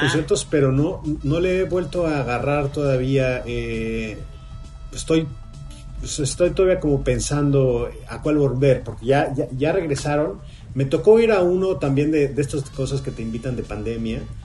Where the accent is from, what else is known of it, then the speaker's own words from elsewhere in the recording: Mexico; moved away as an adult; now in Los Angeles, United States; como mexicano